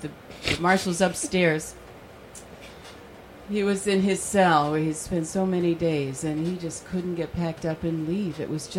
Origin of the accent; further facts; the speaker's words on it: Iowa, United States; moved away as an adult; also born or lived in New York / California; And I was a young woman, white woman growing up in Iowa. Went to school in the late 60s.